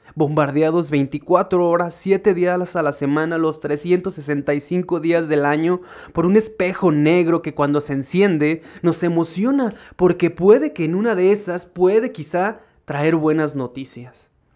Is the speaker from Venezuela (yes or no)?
no; Irapuato, Guanajuato, Mexico; yo soy de Irapuato, mi pequeño pueblo